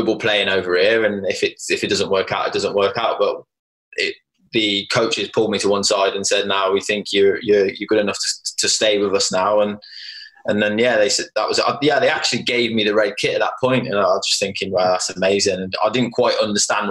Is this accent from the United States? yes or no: no; Worcester, West Midlands, United Kingdom; I'm from Worcester